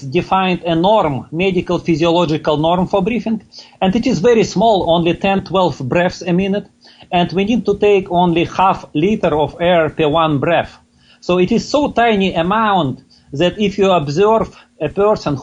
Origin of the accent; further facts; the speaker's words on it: Russia; moved away as an adult; now in Toronto, Canada; I was born and grew up in Russia, but 20 years ago I immigrated to Canada.